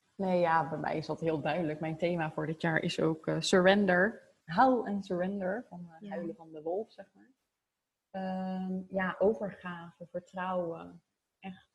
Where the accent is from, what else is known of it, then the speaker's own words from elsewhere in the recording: Zoetermeer, South Holland, Netherlands; also born or lived in The Hague / Voorburg; Ik ben geboren in Den Haag. Ehm, toen hadden mijn ouders al een huis gekocht in Zoetermeer. Ja, echt een Phoenixwijk van Den Haag eigenlijk. En daar ben ik opgegroeid.